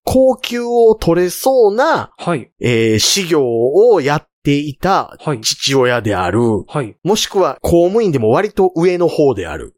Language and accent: Japanese; Kansai, Japan; accent: Kansai-ben; 僕どっちかというと関西弁でもイントネーションつけちゃう方